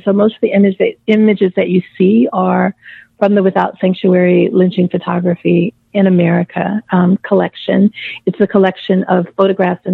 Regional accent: Mississippi, United States; moved away; I'd lived in Mississippi. I'd moved back to my home state for about 5 years just prior

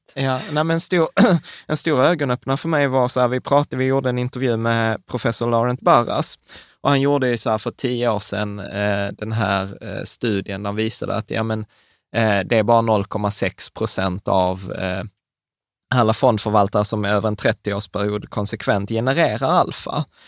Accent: Sweden; vi svenskar

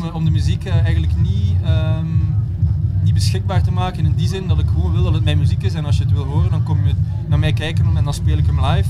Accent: Belgium; moved away as an adult; also born or lived in Berlin; na tien jaar Berlijn eh, teruggekeerd naar België, ja, bij familie en zo.

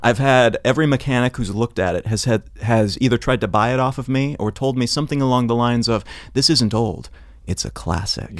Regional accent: Columbia, Missouri, United States; moved away; I grew up in Columbia, Missouri

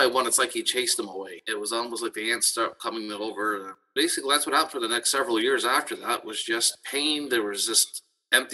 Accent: Brantford, Ontario, Canada; I'm born and raised in Brantford, Ontario

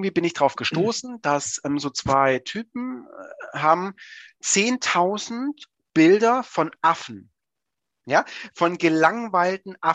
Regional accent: Swabia, Germany; also ich bin ja Schwabe

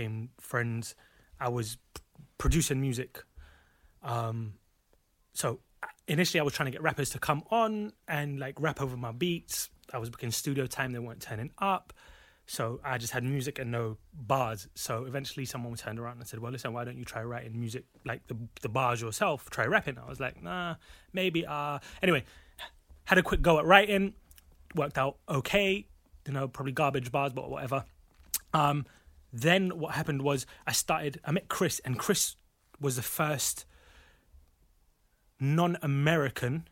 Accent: United Kingdom; now in United States; I'm British, but live in America.

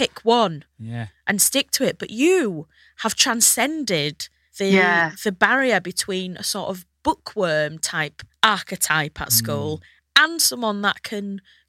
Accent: United States; Hull, Alabama, I hope, as I'm from the United States.

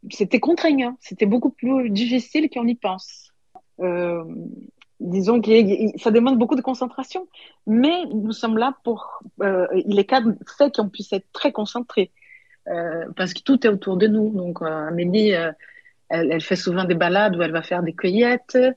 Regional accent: Paris, Île-de-France, France; parce qu'on n'est pas d'ici, nous ne sommes pas des enfants de pays. Euh, plus je suis, j'ai un petit accent, je viens d'ailleurs, et c'est surtout l'effet de venir de Paris.

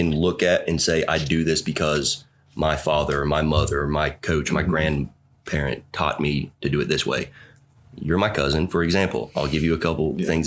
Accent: East Coast, United States; I grew up on the East Coast

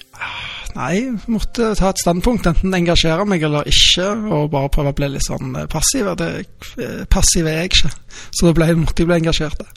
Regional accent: Rennesøy, Rogaland, Norway; now in Stavanger, Norway; Jeg er født i Stavanger og oppvokst på Rennesøy og flytta tilbake da jeg var 18.

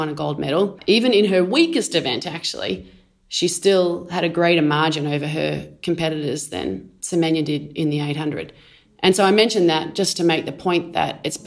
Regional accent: Australia; now in Lausanne, Switzerland; I am an Australian Olympian

